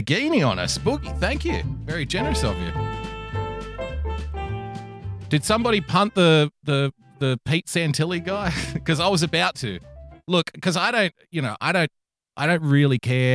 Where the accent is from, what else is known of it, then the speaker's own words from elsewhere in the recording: New South Wales, Australia; I'm from New South Wales, and here in New South Wales, we like to think that we're the best